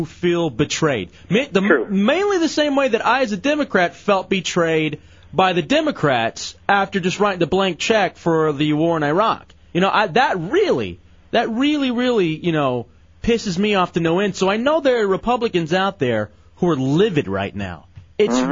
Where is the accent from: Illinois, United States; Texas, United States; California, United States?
Texas, United States; Lubbock; I was born in Lubbock. Lubbock, Texas